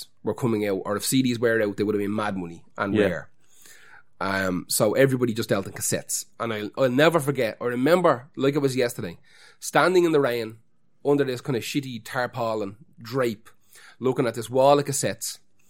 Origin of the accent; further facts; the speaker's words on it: Finglas, County Dublin, Ireland; I grew up amongst the enemy. I'm actually from Cabra, but I grew up in Finglas.